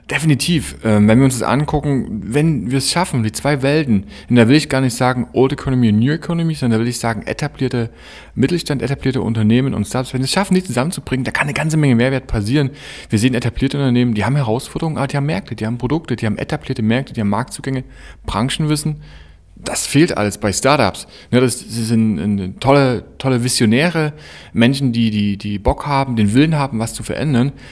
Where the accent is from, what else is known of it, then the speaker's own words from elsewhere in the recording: Chemnitz, Saxony, Germany; und dann bin ich mal in meine Heimat zurückgekommen nach Chemnitz und musste irgendwie merken, Mensch, verdammt, das, was ich woanders sehe, das fehlt mir hier ein bisschen.